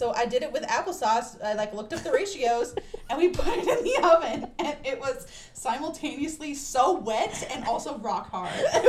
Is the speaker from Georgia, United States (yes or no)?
no; Los Angeles, California, United States; I grew up in Los Angeles, but the way my mom kind of raised me, she like grew up on a farm, like in the middle of the mountains. So she kind of raised me that way in the middle of Los Angeles.